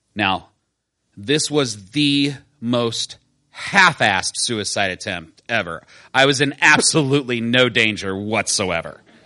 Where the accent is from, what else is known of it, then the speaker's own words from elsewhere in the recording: Decatur, Illinois, United States; I grew up in Decatur, Illinois